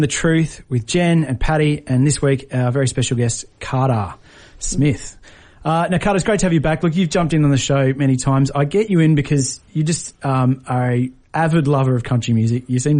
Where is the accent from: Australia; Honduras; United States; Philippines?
Australia; Tamworth, New South Wales; So I'm from Tamworth. I was living in Sydney at the time I wrote this song, and I was way too cool to go home for Christmas.